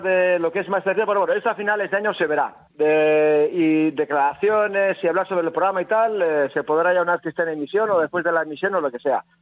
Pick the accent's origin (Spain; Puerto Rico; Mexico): Spain; Navarre; como buen navarro